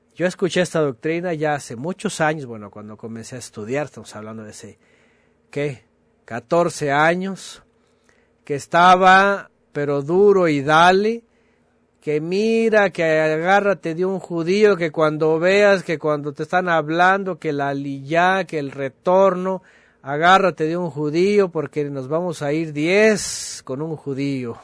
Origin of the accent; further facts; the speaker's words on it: Mexico; somos mexicanos